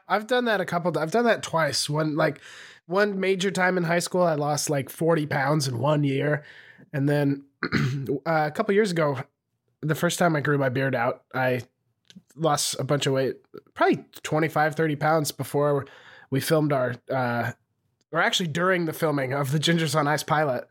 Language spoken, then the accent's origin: English; Montana, United States; now in Austin, United States; I left Montana